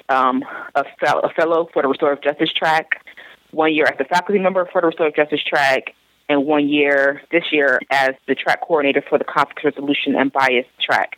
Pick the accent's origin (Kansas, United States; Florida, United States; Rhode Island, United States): Florida, United States; South; I'm originally from South Florida